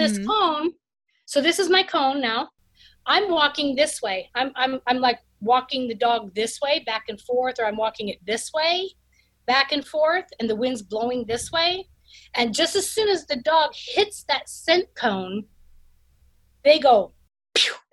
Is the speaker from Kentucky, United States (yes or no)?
no; Washington, United States; now in Utah, United States; I'm from Washington State